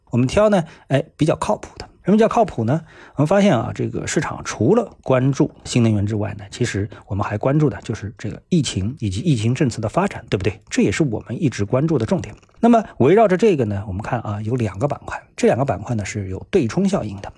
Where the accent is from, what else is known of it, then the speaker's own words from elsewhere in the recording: Shanghai, China; 作为一个上海人呢，我一直待在上海